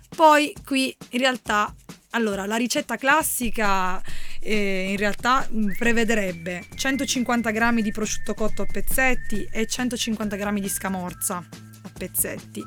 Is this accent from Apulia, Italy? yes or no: yes; Apulia, Italy; io e Valerio sappiatelo siamo pugliesi